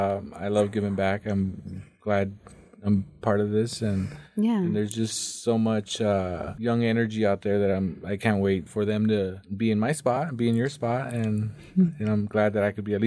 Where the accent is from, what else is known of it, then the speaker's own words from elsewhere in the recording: Mountain Home, Idaho, United States; also born or lived in Nampa, Idaho; Well, I was born in Nampa, Idaho.